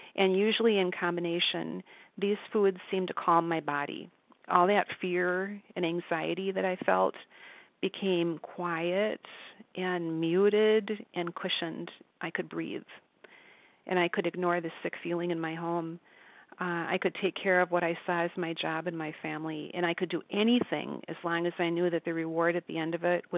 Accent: Minnesota, United States; I grew up in Minnesota, and I was part of a middle-class family.

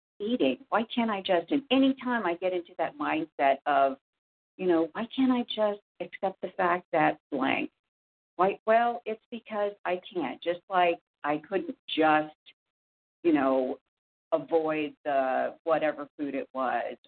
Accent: Indiana, United States; I'm from Indiana

